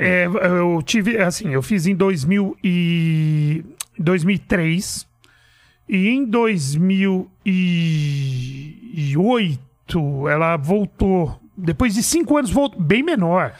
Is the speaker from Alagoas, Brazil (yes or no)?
no; São Paulo, Brazil; Eu nasci em São Paulo mesmo, num bairro de periferia chamado Perus